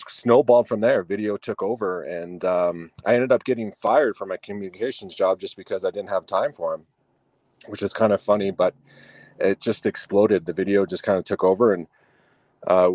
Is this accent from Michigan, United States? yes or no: no; Denver, Colorado, United States; I'm a Colorado native, born and raised in Denver